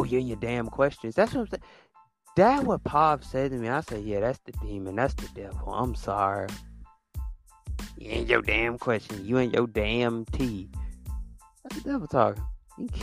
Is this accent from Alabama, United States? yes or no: yes; Alabama, United States